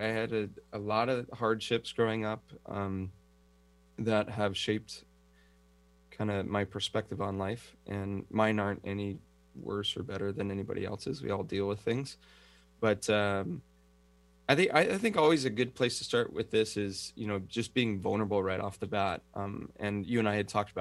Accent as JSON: {"language": "English", "area": "San Francisco Bay Area", "region": "California", "country": "United States", "tie": "born or raised there", "also_born_or_lived": "Los Angeles, California, United States", "moved": "as an adult", "lives_now": "Kauai, United States"}